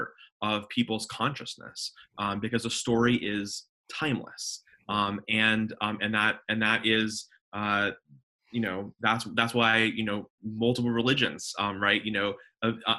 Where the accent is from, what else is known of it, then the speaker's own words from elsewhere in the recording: Denver, Colorado, United States; moved away as an adult; also born or lived in Jerusalem / Dallas, Texas; now in Charlotte, United States; I grew up in Denver, Colorado, was born and raised